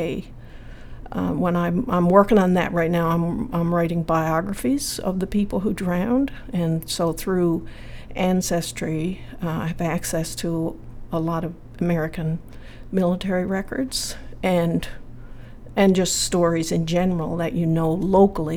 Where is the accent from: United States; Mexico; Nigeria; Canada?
Canada; Spencer's Cove, Newfoundland and Labrador; I grew up in Spencer's Cove on Long Island in Placentia Bay.